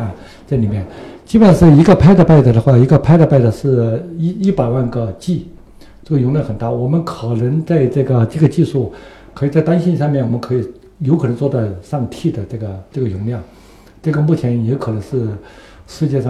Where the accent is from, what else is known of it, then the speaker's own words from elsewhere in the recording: Zunyi, Guizhou, China; moved away; 因为贵州也是我的家乡，我是在遵义长大的。